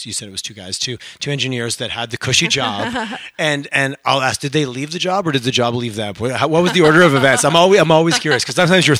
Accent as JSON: {"language": "English", "country": "Canada", "said": "We're so Canadian. We're so bad at telling our own stories."}